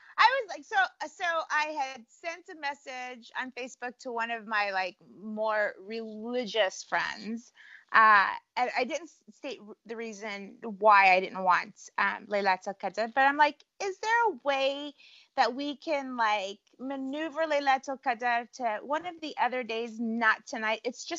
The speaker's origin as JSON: {"language": "English", "town": "Cleveland", "region": "Ohio", "country": "United States", "tie": "born there", "said": "The funny thing is I was born in Cleveland, right?"}